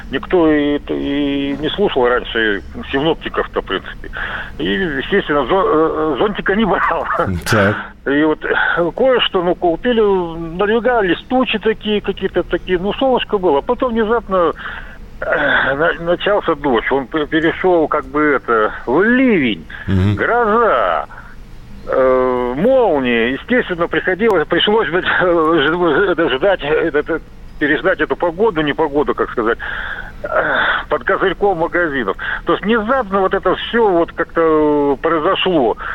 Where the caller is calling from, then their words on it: Crimea, Ukraine; Я с Крыма звоню